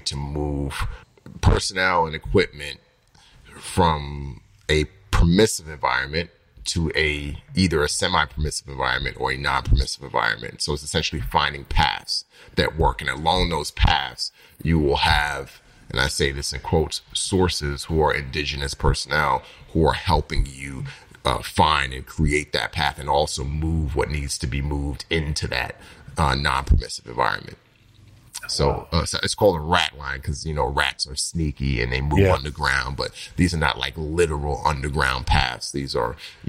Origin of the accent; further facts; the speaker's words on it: New York City, New York, United States; growing up in New York City and in the Bronx